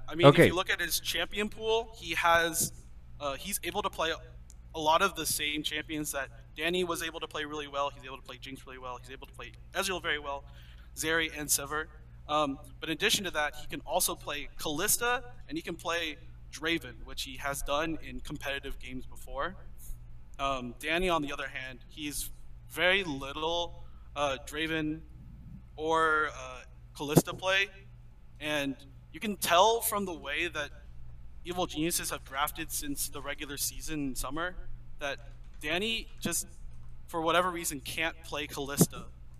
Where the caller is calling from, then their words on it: San Francisco, California, United States; I'm calling in from San Francisco, California.